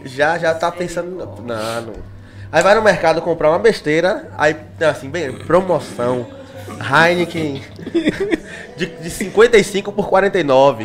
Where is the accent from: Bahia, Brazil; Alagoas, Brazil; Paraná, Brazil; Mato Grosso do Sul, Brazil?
Bahia, Brazil; Salvador; que sou de Salvador, na Bahia